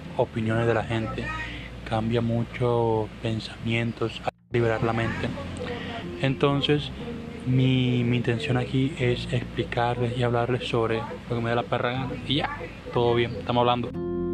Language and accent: Spanish; Maicao, La Guajira, Colombia; soy de Colombia, eh, específicamente de un, de un municipio llamado Maicao, del cual su departamento es La Guajira